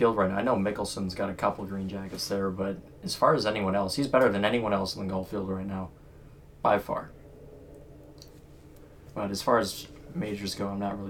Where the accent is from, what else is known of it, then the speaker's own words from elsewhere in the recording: United States; we're from America.